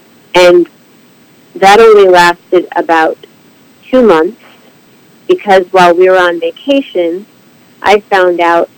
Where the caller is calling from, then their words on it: Berkeley, California, United States; I'm calling from Berkeley, California.